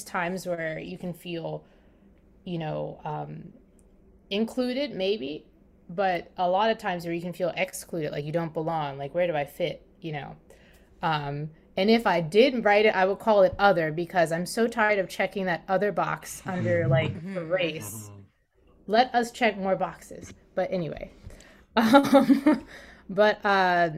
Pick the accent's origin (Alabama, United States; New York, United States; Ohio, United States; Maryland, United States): Maryland, United States; I'm from Maryland